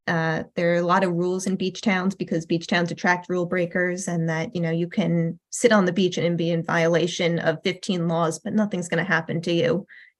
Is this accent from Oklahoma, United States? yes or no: no; New Suffolk, New York, United States; I grew up in New Suffolk. I went to a little red schoolhouse that has 3 rooms.